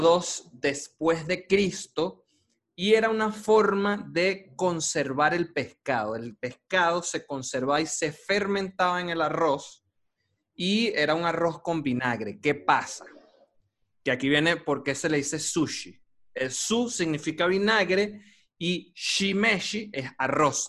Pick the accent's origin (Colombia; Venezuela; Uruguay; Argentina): Venezuela